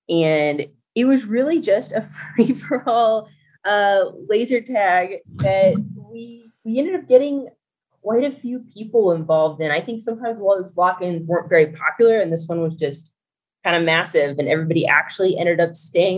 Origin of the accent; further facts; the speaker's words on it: Dallas, Texas, United States; So I grew up in Dallas, Texas, and surrounding areas. We moved quite a lot as a kid.